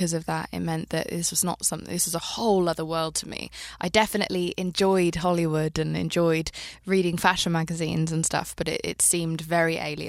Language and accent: English; London, United Kingdom; also born or lived in Marbella, Spain / Pakistan; I grew up in London and Spain.